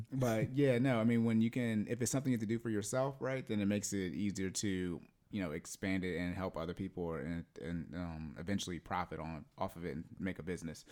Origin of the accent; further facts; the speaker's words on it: Yuma, Arizona, United States; I was born in Arizona, in Yuma